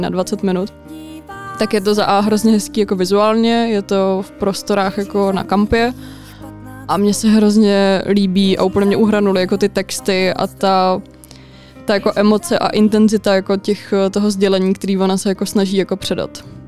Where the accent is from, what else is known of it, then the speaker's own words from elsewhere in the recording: Litvínov, Ústí nad Labem Region, Czechia; u nás v Litvínově